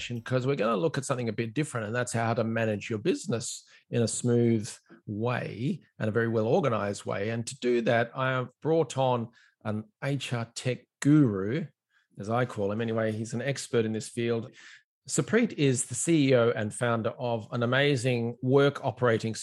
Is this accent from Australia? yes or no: yes; Australia; now in Ireland; I'm an Australian.